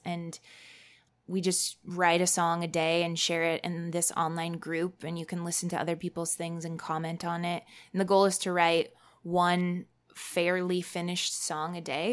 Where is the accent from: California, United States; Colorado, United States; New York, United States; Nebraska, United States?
Colorado, United States; Fort Collins; my hometown of Fort Collins, Colorado